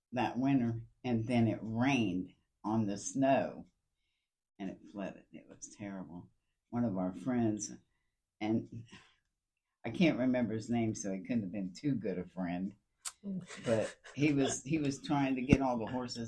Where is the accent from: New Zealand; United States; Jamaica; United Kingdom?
United States; Columbus, Ohio; also born or lived in Tennessee; I was born in Columbus, and I was born at Mount Carmel West